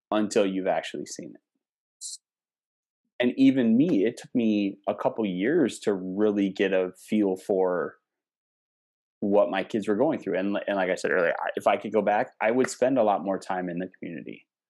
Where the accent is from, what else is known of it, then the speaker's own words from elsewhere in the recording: Cumberland, Wisconsin, United States; my hometown, my teeny little hometown